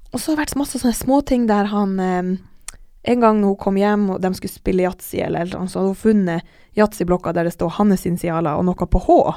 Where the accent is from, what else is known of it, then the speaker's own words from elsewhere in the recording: Alta, Finnmark, Norway; moved away; jeg har også en venninne hjemme i Alta